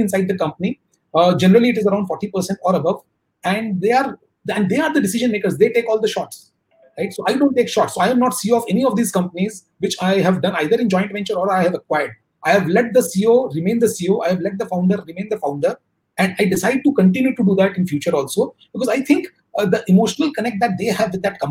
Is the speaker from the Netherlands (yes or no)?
no; Kolkata, West Bengal, India; I come from Kolkata, which is slow moving